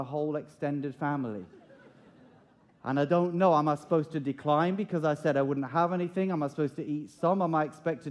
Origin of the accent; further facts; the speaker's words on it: United Kingdom; As British people